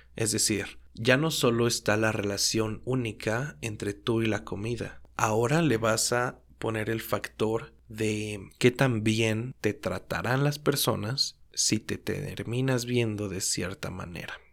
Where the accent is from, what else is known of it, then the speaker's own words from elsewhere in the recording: Mexico; siendo mexicano